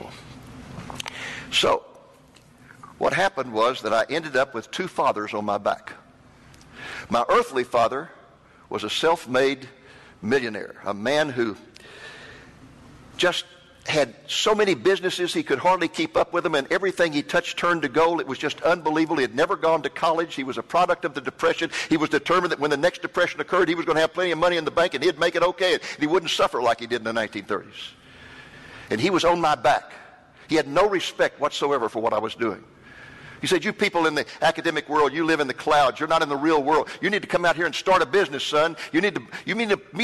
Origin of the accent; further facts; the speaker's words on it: Waco, Texas, United States; also born or lived in Boston, Massachusetts / McKinney, Texas; I grew up in Waco, Texas.